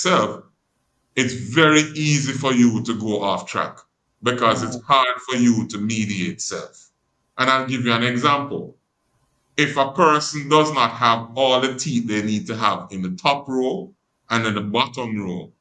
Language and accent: English; Jamaica; I'm from Jamaica, and because I'm from Jamaica, some of the idiosyncrasies of my culture influence how I engage